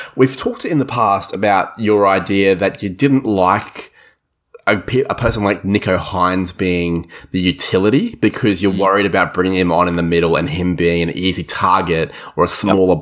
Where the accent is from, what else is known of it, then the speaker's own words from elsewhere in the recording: Queensland, Australia; as a Queenslander